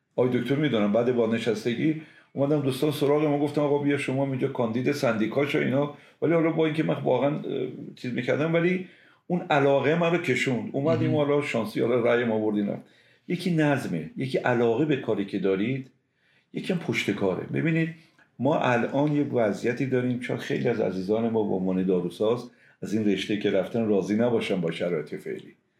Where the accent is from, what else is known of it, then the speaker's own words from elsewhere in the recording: Semnan, Iran; moved away as an adult; من متولد شهر سمنان هستم